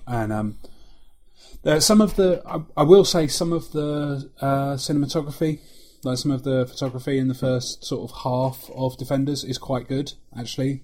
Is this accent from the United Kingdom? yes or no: yes; London, United Kingdom; accent: London; moved away; can you hear London creeping into my accent